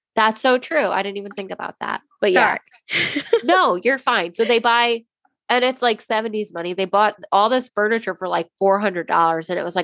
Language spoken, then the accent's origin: English; Lake Ronkonkoma, New York, United States; moved away; Long Island, New York. I'm from Lake Ronkonkoma.